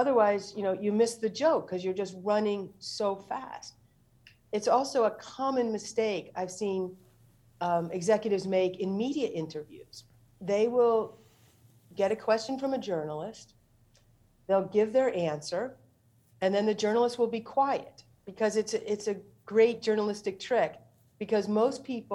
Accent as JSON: {"language": "English", "town": "St. Louis", "region": "Missouri", "country": "United States", "tie": "born or raised there", "moved": "yes", "said": "I went home to my hometown, St. Louis."}